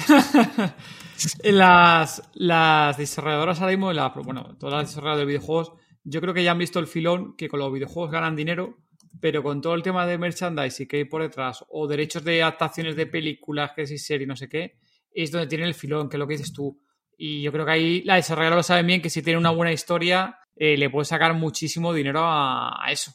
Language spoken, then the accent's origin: Spanish; Madrid, Community of Madrid, Spain; De Madrid, nosotros somos de Madrid.